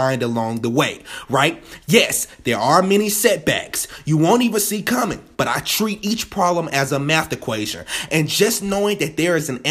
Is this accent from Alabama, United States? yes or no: yes; Birmingham, Alabama, United States; I'm from Birmingham, Alabama, freshly born and raised